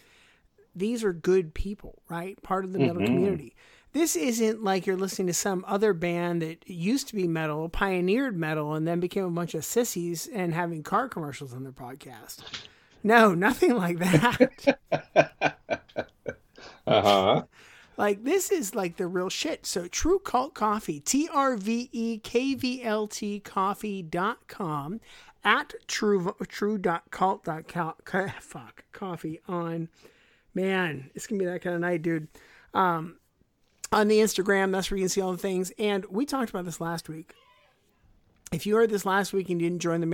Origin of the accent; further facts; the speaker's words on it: Pittsburgh, Pennsylvania, United States; I'm from Pittsburgh